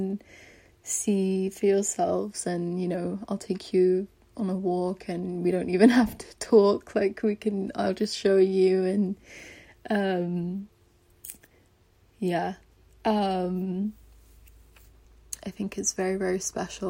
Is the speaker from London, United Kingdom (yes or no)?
yes; London, United Kingdom; moved away; I grew up in London as well